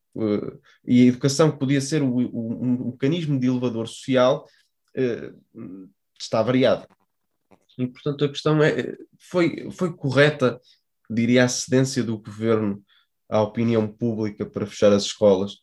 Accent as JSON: {"language": "Portuguese", "town": "Porto", "region": "Norte", "country": "Portugal", "said": "ambos somos do Porto"}